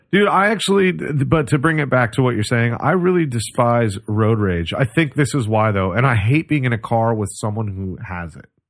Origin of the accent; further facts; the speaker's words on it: Oregon, United States; I grew up in Oregon